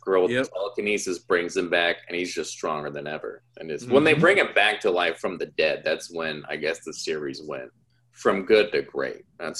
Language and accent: English; Auburn, California, United States; he's from my hometown, so from Auburn, California